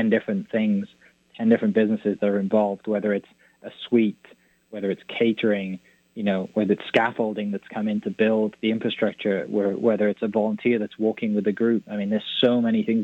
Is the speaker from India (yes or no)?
no; United Kingdom; now in United States; I'm not from here yet with my accent, I played for Team GP